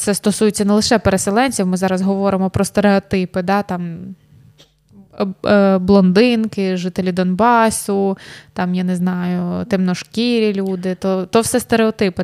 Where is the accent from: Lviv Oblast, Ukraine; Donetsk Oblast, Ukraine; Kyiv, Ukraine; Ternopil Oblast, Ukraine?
Donetsk Oblast, Ukraine; Sloviansk; now in Chernivtsi, Ukraine; ти зі Слов'янська